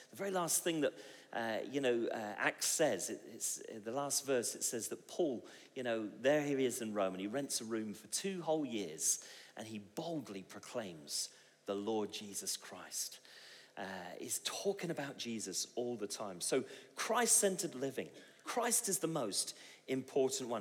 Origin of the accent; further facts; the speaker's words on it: Bristol, South West England, United Kingdom; I come from Bristol